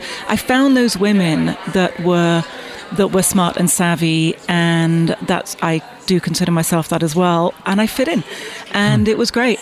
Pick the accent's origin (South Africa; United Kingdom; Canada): United Kingdom; Bath, South West England; also born or lived in London; now in New York, United States; I was born in, in, in Bath and grew up there, and then went to London as soon as I could